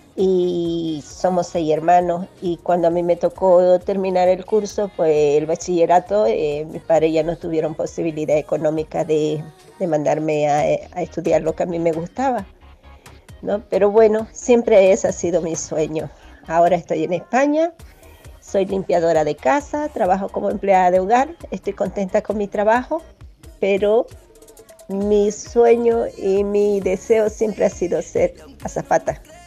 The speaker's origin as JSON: {"language": "Spanish", "country": "Bolivia", "moved": "as an adult", "lives_now": "Spain", "said": "en mi país, Bolivia"}